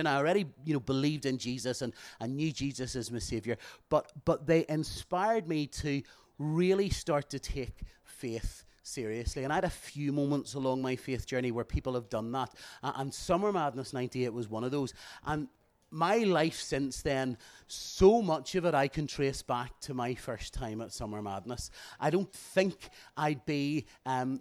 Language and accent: English; Bangor, Northern Ireland, United Kingdom; I'm from Bangor